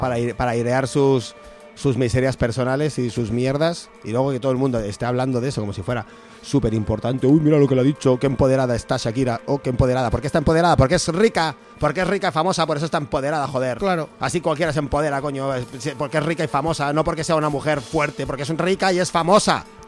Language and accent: Spanish; deep Castile, Spain; un bar de mi pueblo. Ah. en, la Castilla Profunda